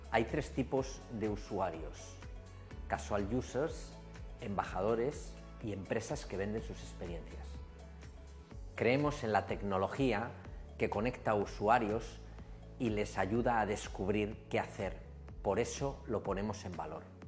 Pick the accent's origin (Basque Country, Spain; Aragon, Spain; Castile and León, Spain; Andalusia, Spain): Basque Country, Spain; Bilbao; soy de Bilbao, los de Bilbao siempre hacemos cosas grandes